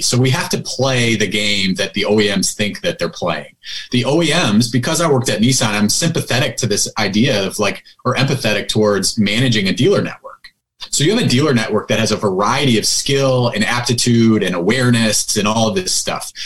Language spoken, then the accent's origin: English; Buffalo, New York, United States; also born or lived in Southern California / San Francisco / Las Vegas; so I moved back to my hometown, Buffalo, New York.